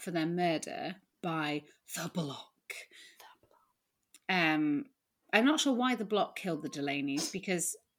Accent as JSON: {"language": "English", "region": "the north of England", "country": "United Kingdom", "tie": "born or raised there", "said": "I grew up in a little market town in the north."}